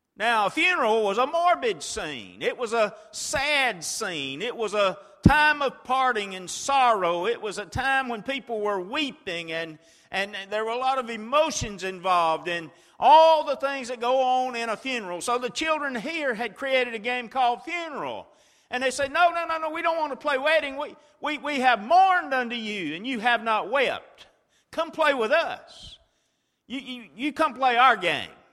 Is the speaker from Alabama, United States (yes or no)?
yes; Chilton County, Alabama, United States; when I was a boy, I grew up in Chilton County, Alabama